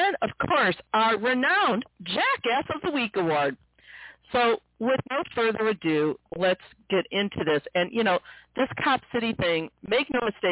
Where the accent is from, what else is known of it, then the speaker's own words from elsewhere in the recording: St. Louis, Missouri, United States; here in my hometown of St. Louis